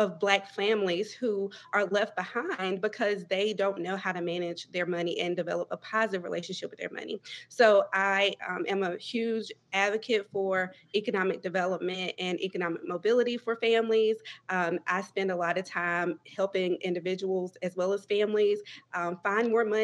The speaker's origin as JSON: {"language": "English", "town": "Greenville", "region": "North Carolina", "country": "United States", "said": "am originally from Greenville, North Carolina, or somewhere close to there, which is Pitt County, rural Eastern North Carolina"}